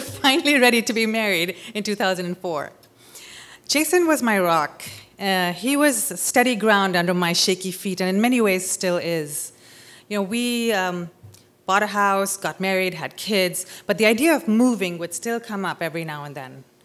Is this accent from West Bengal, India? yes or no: no; Mumbai, Maharashtra, India; moved away as an adult; also born or lived in California; I'm from Bombay, India